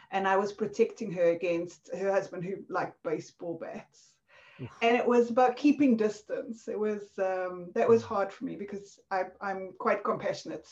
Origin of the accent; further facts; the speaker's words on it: South Africa; accent: South African; moved away; This was in South Africa, obviously, from my accent